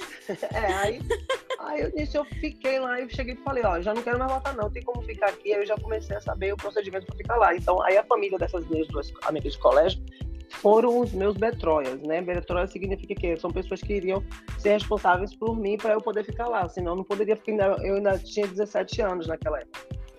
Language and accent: Portuguese; Bahia, Brazil; moved away as an adult; also born or lived in Germany; now in Spain; sou baiana.